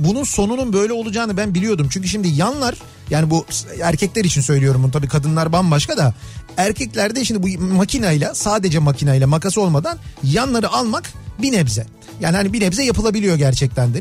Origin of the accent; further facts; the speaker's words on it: Kocamustafapaşa, Istanbul, Turkey; bizim yöresel koca Mustafa Paşa yöresinde böyle derler